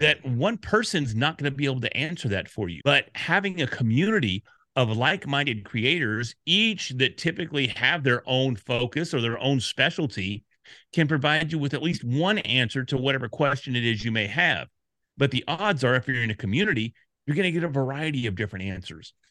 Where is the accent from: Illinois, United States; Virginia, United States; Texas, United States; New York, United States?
Texas, United States; Dallas; I'm from Dallas